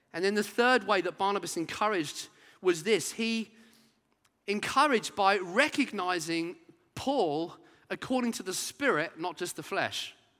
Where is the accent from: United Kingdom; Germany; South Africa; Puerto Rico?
United Kingdom; Brighton, South East England; growing up in Brighton as a teenager